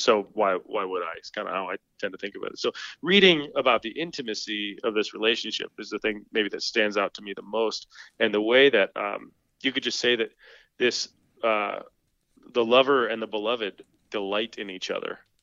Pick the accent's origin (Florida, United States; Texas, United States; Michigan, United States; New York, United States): Michigan, United States; moved away as an adult; now in Orchard Park, United States; I grew up in Michigan